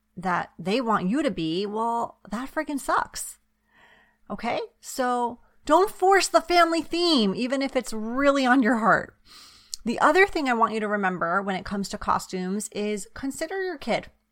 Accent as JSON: {"language": "English", "region": "East Coast", "country": "United States", "tie": "born or raised there", "moved": "yes", "lives_now": "West Coast, United States", "said": "I grew up on the East Coast. Now I live on the West Coast"}